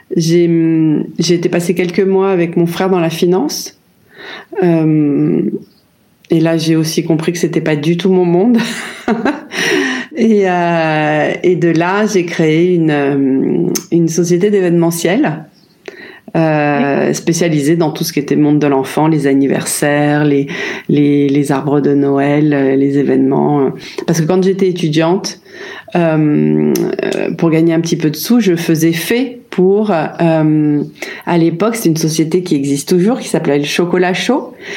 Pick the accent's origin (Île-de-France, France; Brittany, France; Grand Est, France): Île-de-France, France; Paris; moved away as an adult; also born or lived in Chiang Mai, Thailand / Ibiza, Spain; j'ai vécu 10 ans dans le 15e arrondissement, là où j'ai grandi. Après, on a changé de maison, toujours dans Paris.